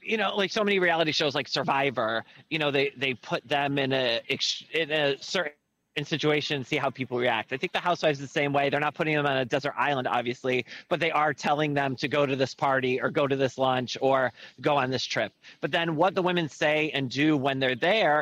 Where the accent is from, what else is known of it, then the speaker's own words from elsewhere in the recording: United States; moved away as an adult; now in London, United Kingdom; I am an American. I just live here